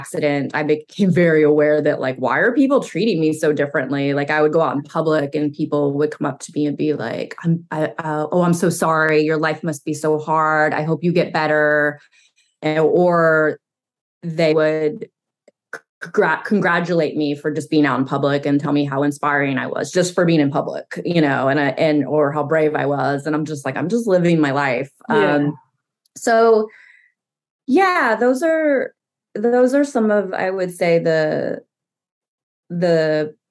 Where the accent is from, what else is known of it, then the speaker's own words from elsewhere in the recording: Knoxville, Tennessee, United States; I grew up right outside of Knoxville, Tennessee